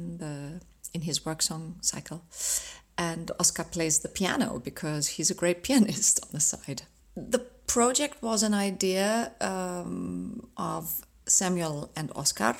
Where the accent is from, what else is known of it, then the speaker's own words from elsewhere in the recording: Ruhr area, North Rhine-Westphalia, Germany; now in Dresden, Germany; I was born in the Ruhrgebiet in Nordrhein-Westfalen in Germany